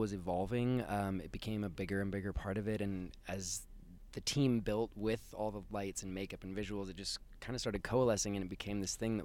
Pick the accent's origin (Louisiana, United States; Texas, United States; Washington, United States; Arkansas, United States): Washington, United States; Seattle; growing up in Seattle